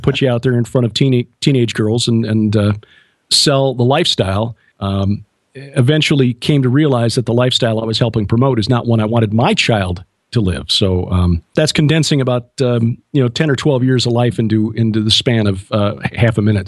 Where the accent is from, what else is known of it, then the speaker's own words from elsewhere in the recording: Chicago, Illinois, United States; now in Ozarks, United States; a kid who was born and raised in Chicago